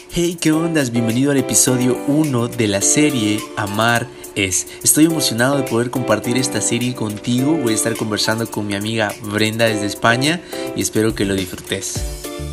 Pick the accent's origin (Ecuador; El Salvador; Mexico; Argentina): El Salvador; soy del Salvador